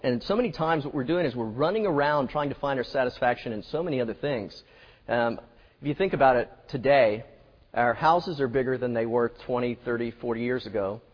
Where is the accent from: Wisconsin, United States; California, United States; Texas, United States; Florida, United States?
Florida, United States; now in Mississippi, United States; I'm from Florida